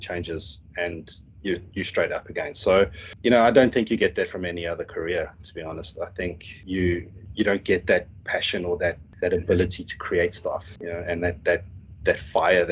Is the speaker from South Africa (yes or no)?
yes; South Africa; moved away; I'm South African, so we call our school grading system slightly different